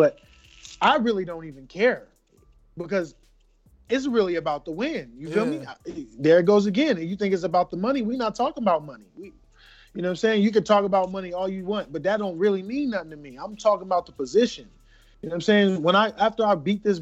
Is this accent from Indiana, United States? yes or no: no; Las Vegas, Nevada, United States; I'm from Las Vegas, two-time Olympian